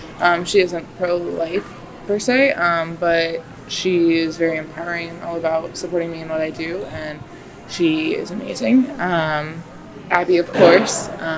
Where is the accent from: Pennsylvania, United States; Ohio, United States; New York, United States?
Ohio, United States; Kent; From Kent, Ohio.